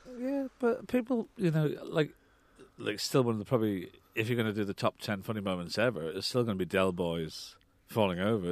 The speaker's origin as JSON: {"language": "English", "country": "Ireland", "tie": "born or raised there", "moved": "yes", "said": "I was brought up in Ireland"}